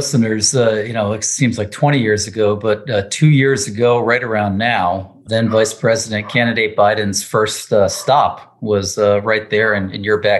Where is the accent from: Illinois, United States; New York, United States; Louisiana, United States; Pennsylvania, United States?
Pennsylvania, United States; Allentown; I'm from Allentown in Lehigh County